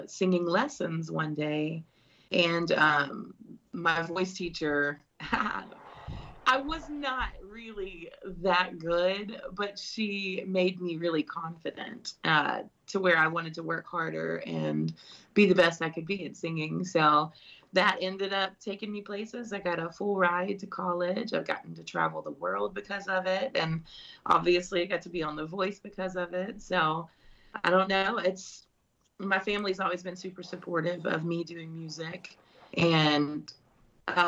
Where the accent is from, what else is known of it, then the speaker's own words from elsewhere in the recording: Bartlett, Tennessee, United States; also born or lived in Memphis; I was born and raised in Memphis, Tennessee. Bartlett's like a smaller suburb area of Memphis, and that's where I was raised.